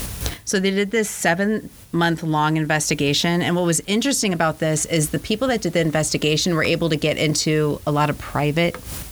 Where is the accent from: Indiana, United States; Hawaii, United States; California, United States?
California, United States; moved away; when I grew up in California, we didn't even have air conditioning.